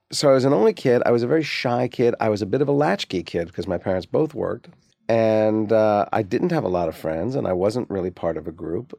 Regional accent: Livingston, New Jersey, United States; also born or lived in Maplewood, New Jersey; we grew up in New Jersey

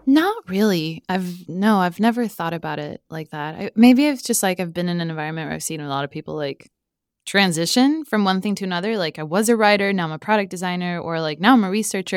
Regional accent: Stockholm, Stockholm County, Sweden; also born or lived in Mexico; other than living there for three years, I grew up in Stockholm.

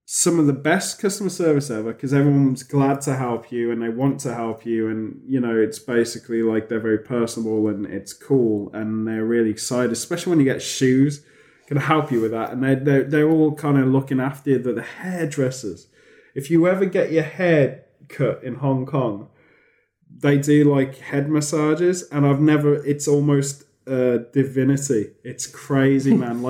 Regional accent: United Kingdom

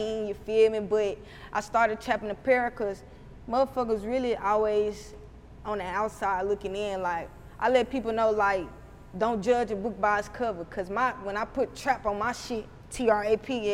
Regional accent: Huntsville, Alabama, United States; accent: Alabama accent; country; I opened up my first storefront in my hometown, Huntsville, in January

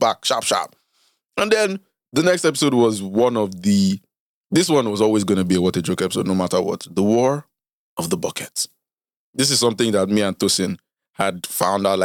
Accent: Nigeria; as a Nigerian

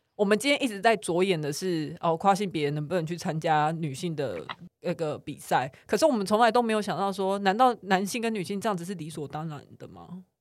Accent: Taiwan; 但他突然有一天就是被我们台湾人打败了

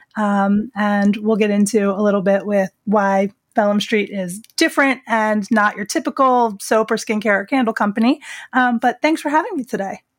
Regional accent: the Pine Barrens, New Jersey, United States; moved away as an adult; also born or lived in Philadelphia; I grew up in the Pine Barrens in Jersey

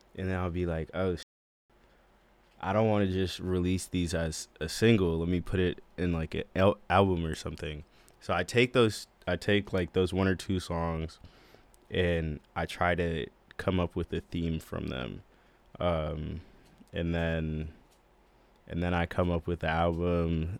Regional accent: Boston, Massachusetts, United States; I'm from Boston, Massachusetts

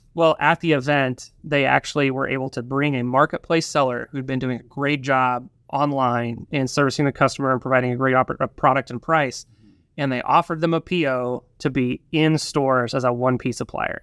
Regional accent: Northwest Arkansas, United States; also born or lived in Drake's Creek, Arkansas; I grew up here in Northwest Arkansas

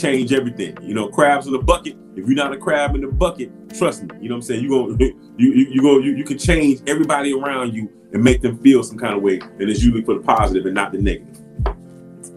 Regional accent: Miami, Florida, United States; moved away as an adult; growing up in Miami

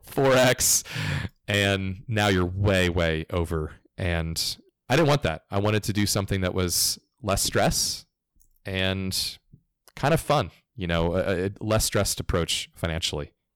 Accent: Florida, United States; I grew up in Florida, culturally southeast United States

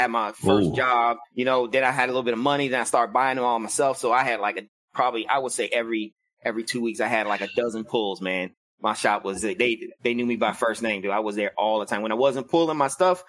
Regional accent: Washington, District of Columbia, United States; moved away; I am originally from Washington, D.C.

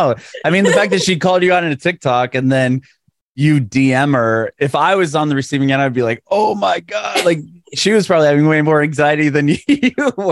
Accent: San Diego, California, United States; moved away as an adult; also born or lived in Walnut Creek; now in Nashville, United States; I'm from San Diego. I moved to Nashville like three years ago

